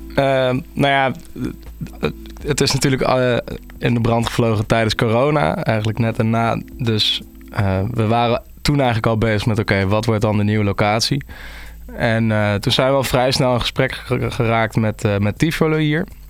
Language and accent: Dutch; Nijmegen, Gelderland, Netherlands; moved away; also born or lived in Utrecht; ik kom dus uit Nijmegen, ik kom niet uit Utrecht.